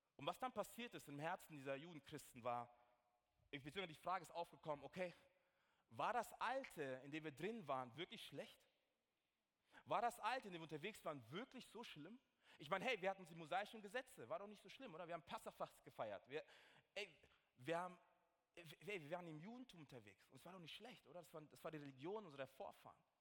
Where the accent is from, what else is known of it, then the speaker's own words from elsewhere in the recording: Nuremberg, Bavaria, Germany; ich komme ja aus Nürnberg